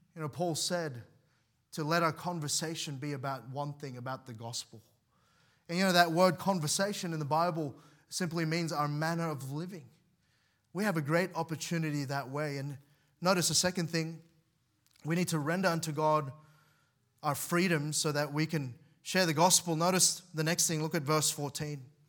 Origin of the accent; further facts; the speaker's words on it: Australia; I was seven years old. My parents decided to bring us here.